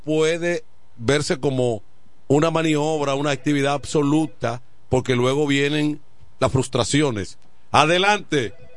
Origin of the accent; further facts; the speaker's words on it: La Romana, Dominican Republic; donde yo me crié en Villaverde